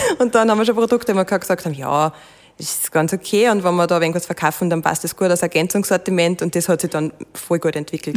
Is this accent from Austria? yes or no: yes; Waldviertel, Lower Austria, Austria; ich bin natürlich da äh, aufgewachsen und das ist meine Heimatregion